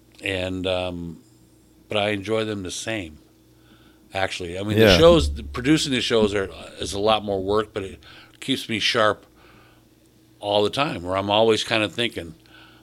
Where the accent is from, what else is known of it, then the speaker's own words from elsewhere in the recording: Jackson, Michigan, United States; it's my hometown.